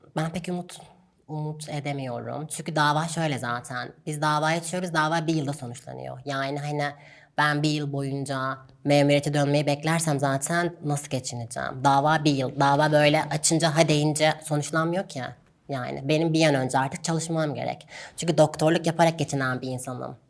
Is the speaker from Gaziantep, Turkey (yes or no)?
yes; Gaziantep, Turkey; moved away as an adult; now in Istanbul, Turkey; Ben Gaziantep'te doğdum, Gaziantep'te büyüdüm.